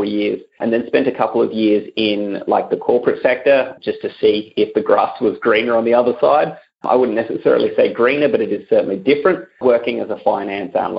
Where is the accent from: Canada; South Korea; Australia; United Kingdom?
Australia; Adelaide, South Australia; each university, I noticed in my hometown, has got its own sort of accounting students club